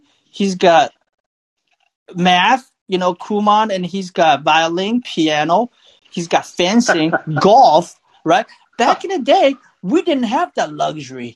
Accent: Shanghai, China; now in Los Angeles, United States; growing up in China

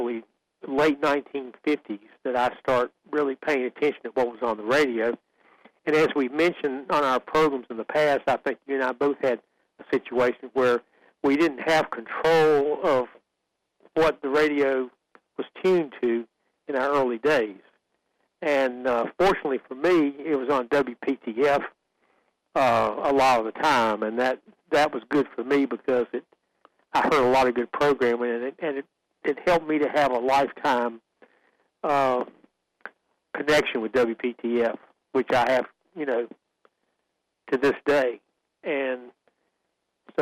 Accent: Sanford, North Carolina, United States; I grew up in Sanford

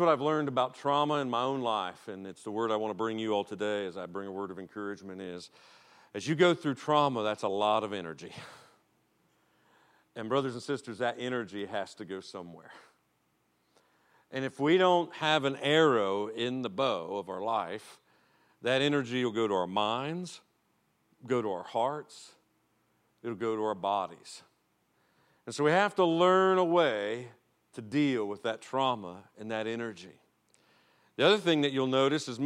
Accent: Ohio, United States; I am from Ohio

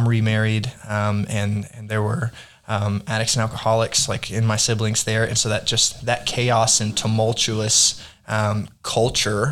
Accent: Arkansas, United States; also born or lived in Texas; I grew up in Arkansas

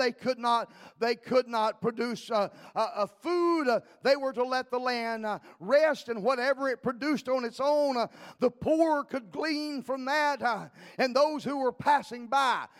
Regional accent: League City, Texas, United States; also born or lived in Livingston, Texas; I was raised in League City, Texas.

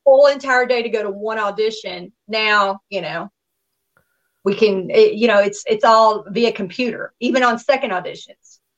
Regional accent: Nashville, Tennessee, United States; also born or lived in Miami, Florida; now in Los Angeles, United States; my hometown, my stomping ground is Tennessee

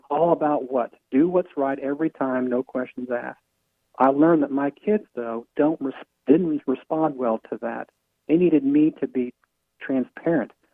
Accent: Iowa, United States; I grew up in Iowa

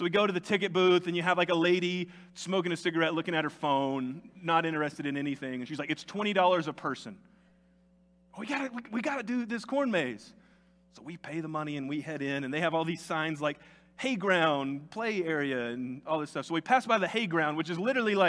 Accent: Tennessee, United States; moved away as an adult; now in New Mexico, United States; Growing up in Tennessee

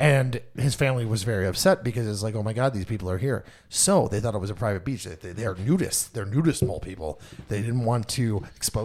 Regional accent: West Seneca, New York, United States; I grew up in West Seneca.

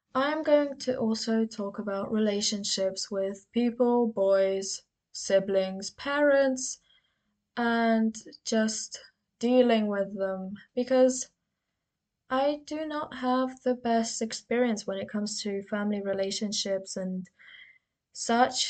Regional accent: United Kingdom; I've been insecure about my accent so, you know, I'm from the UK.

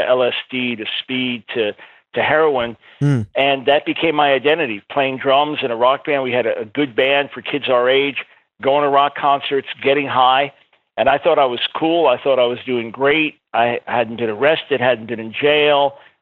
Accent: Long Island, New York, United States; I was born in New York City, raised on Long Island in a nominal Jewish home

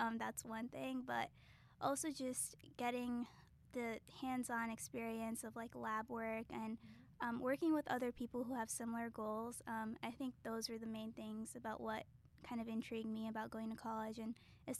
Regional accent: Chicago, Illinois, United States; I'm from Chicago.

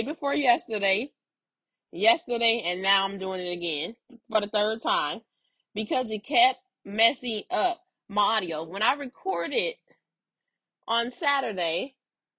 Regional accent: Los Angeles, California, United States; also born or lived in Inglewood; I grew up on Slauson, the cross street, Slauson and Western

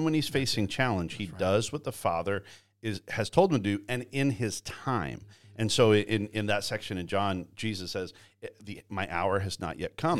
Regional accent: Canada; now in Georgia, United States; I grew up in Canada. Uh, grew up working on farms

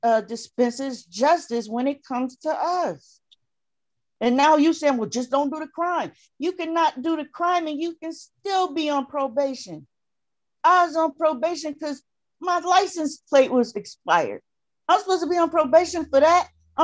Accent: New York, United States; moved away; I'm not from here. I'm from New York State.

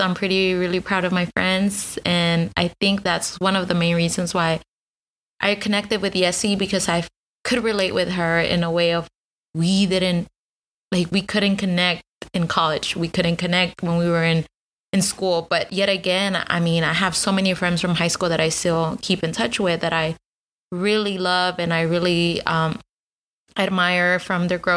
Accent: Austin, Texas, United States; first language Spanish; English is a second language; also born or lived in San Luis Potosí; I was born here in Austin. I am considered a unicorn because there's so many people moving here to Austin, but I was born and raised here

